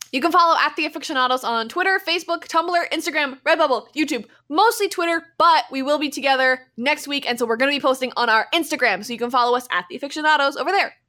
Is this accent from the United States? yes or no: no; Canada; We're from Canada